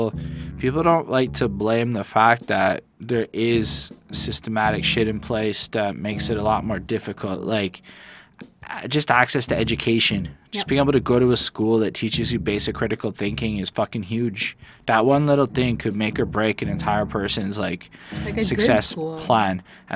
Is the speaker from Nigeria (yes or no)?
no; Canada; I come from poverty in a sense. So while I never grew up quite in American poverty circumstances, I came from Canadian welfare life.